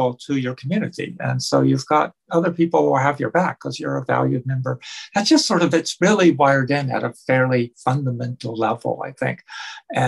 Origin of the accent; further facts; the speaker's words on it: Canada; also born or lived in Australia; I was from Canada. Originally? You know, most of my career here in Canada